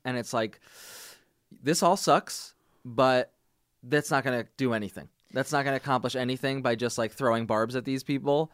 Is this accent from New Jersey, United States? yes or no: yes; New Jersey, United States; I'm from New Jersey